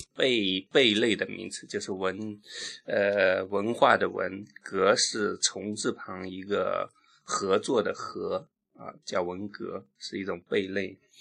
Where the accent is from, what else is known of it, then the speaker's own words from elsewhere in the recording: Qidong, Jiangsu, China; now in Guangdong, China; 我的家乡是江苏启东